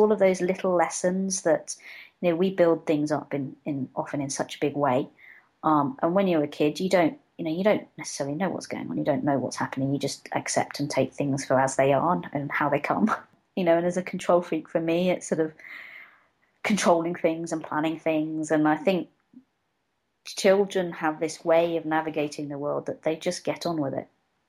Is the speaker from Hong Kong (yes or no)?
yes; Hong Kong; born there; I'm Filipino by sort of genetics. I was adopted from birth, but I've never really been. I've been to the Philippines once. I was born in Hong Kong, and I've spent quite a bit of time there.